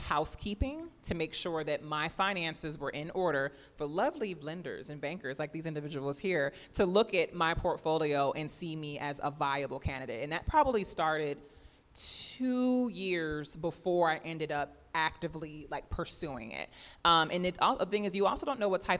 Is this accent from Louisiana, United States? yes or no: yes; New Orleans, Louisiana, United States; moved away; I'm actually from New Orleans. So I had grown up drinking PJ's coffee